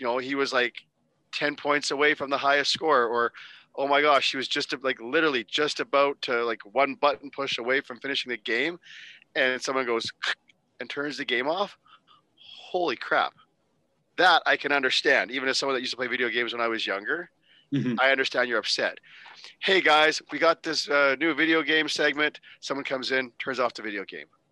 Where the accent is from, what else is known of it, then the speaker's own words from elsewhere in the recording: Canada; As a Canadian